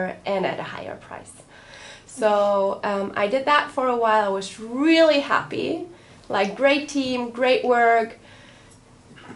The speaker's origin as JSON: {"language": "English", "country": "Germany", "also_born_or_lived": "Berlin", "moved": "yes", "said": "I'm from Germany, half Italian"}